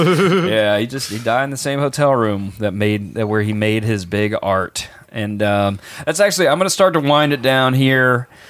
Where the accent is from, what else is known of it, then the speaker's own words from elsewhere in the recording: Mississippi, United States; whenever I was a kid growing up in Mississippi biting the heads off of chickens